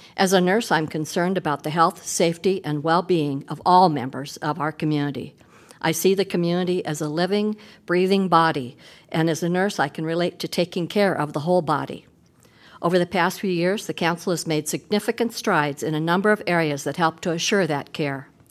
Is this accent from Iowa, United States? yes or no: yes; Des Moines, Iowa, United States; moved away as an adult; now in Iowa City, United States; I grew up in Des Moines